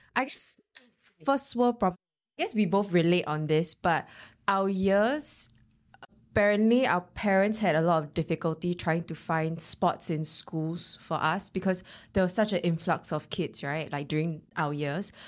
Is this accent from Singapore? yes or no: yes; East Region, Singapore; I grew up in the East. So my mom wanted to enro-, enroll me to Tao Nan